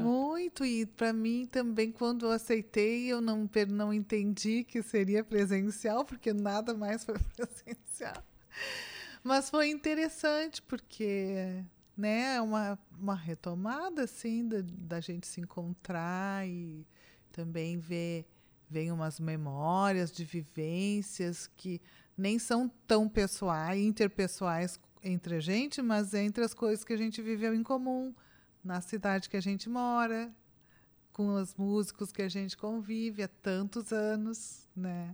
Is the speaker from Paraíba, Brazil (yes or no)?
no; Osório, Rio Grande do Sul, Brazil; Eu nasci em Osório.